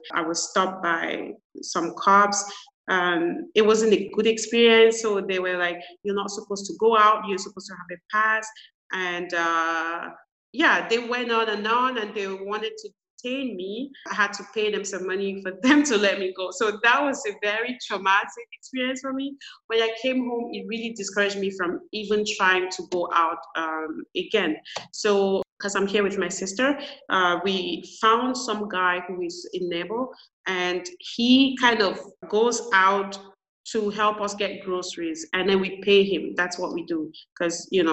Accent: Cameroon; moved away as an adult; also born or lived in Canada; I'm originally from Cameroon

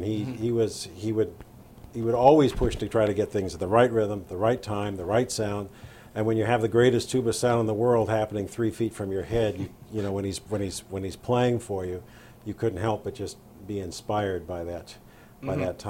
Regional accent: Downey, California, United States; I grew up in Southern California. I was raised in a trailer park. My folks owned a trailer park in a little town called Downey, which was about a mile away from where they built the Apollo spacecraft that first went to the moon in 1969.

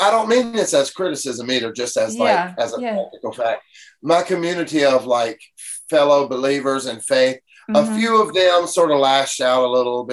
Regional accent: Mississippi, United States; I'm like nobody from Mississippi.

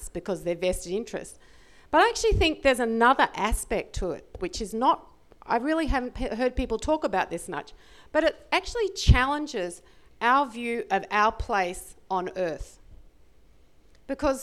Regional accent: Australia; I'm an Australian

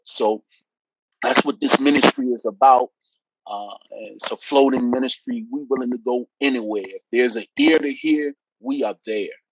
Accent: Petersburg, Virginia, United States; also born or lived in Washington, D.C.; I was born in Washington, D.C., uh, single parent, uh, latchkey kid. Uh, and then we eventually moved here to Petersburg, Virginia, which is really where I say I'm from

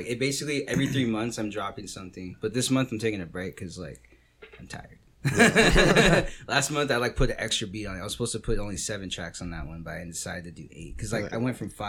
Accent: Santa Maria, California, United States; I grew up in Santa

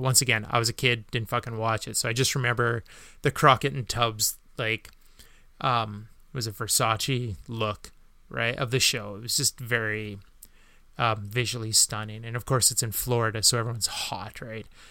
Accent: Canada; as a Canadian

